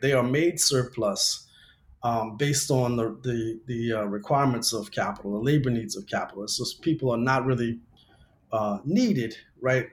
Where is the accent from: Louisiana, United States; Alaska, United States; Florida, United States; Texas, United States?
Louisiana, United States; now in Los Angeles, United States; I grew up in Louisiana